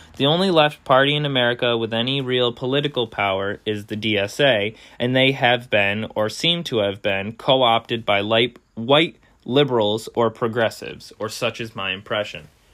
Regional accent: United States; we as American citizens

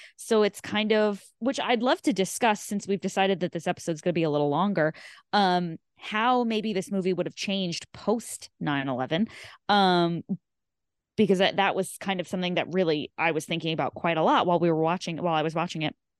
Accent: New York, United States; I'm from New York. I've lived in New York my whole life.

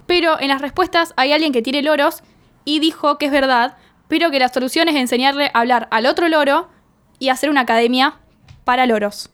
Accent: Argentina

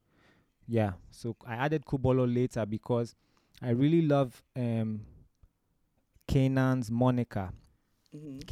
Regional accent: Ghana; also born or lived in Romania; I was born in Romania, but I grew up in Ghana most of my life

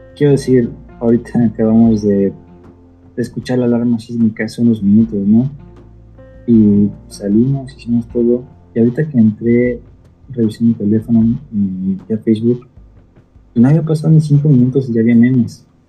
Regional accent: Mexico

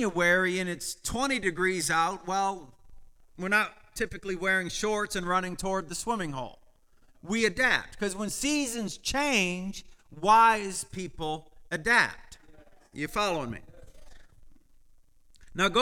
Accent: Michigan, United States; as a child, I understood, because I grew up in Michigan with farms all around me

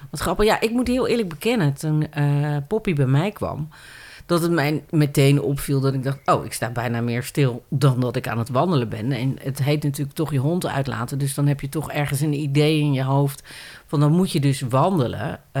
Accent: Randstad, Netherlands; ik kom uit de Randstad

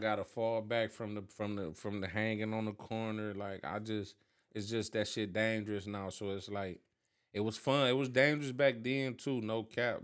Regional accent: Cleveland, Ohio, United States; I'm from Ida

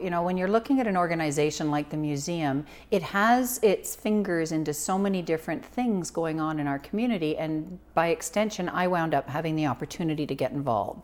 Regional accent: Toronto, Ontario, Canada; moved away as an adult; now in Prince George, Canada; I was born in Toronto

